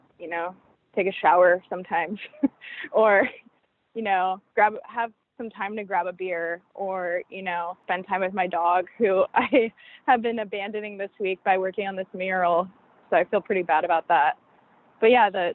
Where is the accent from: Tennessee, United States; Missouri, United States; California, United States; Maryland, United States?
California, United States; I'm like born and raised in California.